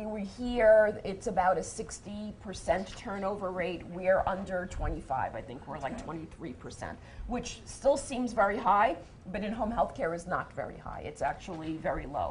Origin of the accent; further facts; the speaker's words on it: New York City, New York, United States; As a New Yorker